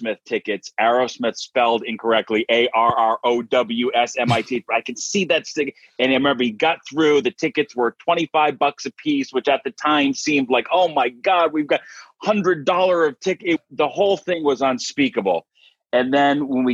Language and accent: English; Dighton, Massachusetts, United States; I'm from Dighton, Massachusetts, which is a small town in southeastern Mass